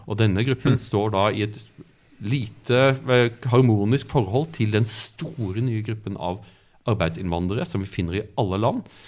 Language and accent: Norwegian; Byremo, Agder, Norway; also born or lived in Kristiansand / Cambridge, United Kingdom; now in Oslo, Norway; jeg, vokste opp i, i Audnedal, på Byremo